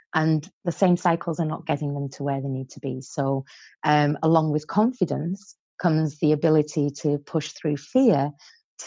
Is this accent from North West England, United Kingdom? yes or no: yes; Barrow-in-Furness, North West England, United Kingdom; also born or lived in Iran; I was born in Iran to a Persian father and an English mother. And when I was 10 years old, the war had broken out in Iran, and my mum said, okay, I'm taking the children to England. So we came and lived in England